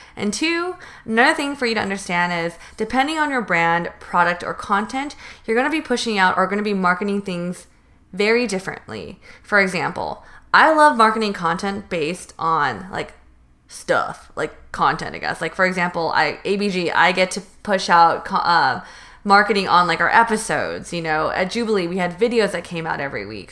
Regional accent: Northern California, United States; moved away as an adult; now in Los Angeles, United States; I did choose a college in Southern California when I'm from North NorCal.

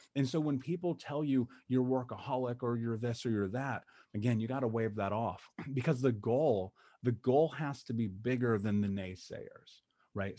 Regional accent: United States; I grew up in America and we were so poor they turned our water off

